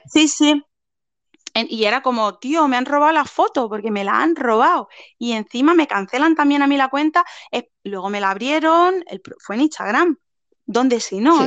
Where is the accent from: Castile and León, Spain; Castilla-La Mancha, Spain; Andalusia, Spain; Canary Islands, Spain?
Andalusia, Spain